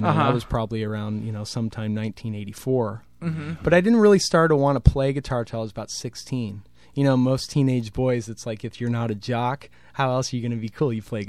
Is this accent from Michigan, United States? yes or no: no; Larkspur, California, United States; I grew up in Larkspur.